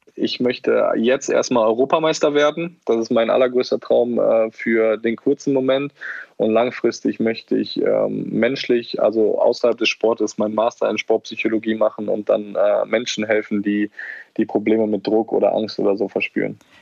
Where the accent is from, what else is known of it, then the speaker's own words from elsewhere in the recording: Germany; moved away as an adult; also born or lived in Netherlands; ich bin in Deutschland aufgewachsen, hier sind meine Wurzeln.